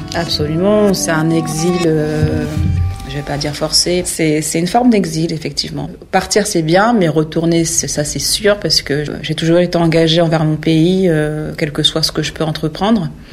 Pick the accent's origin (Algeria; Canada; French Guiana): French Guiana; moved away